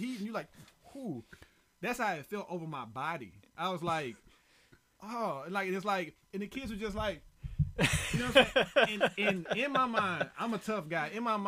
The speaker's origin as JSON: {"language": "English", "region": "Alabama", "country": "United States", "moved": "yes", "lives_now": "Texas, United States", "said": "I'm from Alabama."}